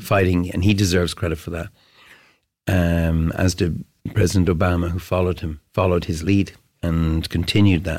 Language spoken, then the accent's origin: English; Ireland; I grew up in Cedarwood Road